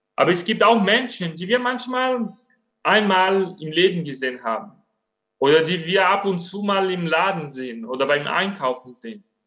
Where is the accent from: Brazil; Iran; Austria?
Brazil; German is a second language; now in Germany; Ich bin Brasilianer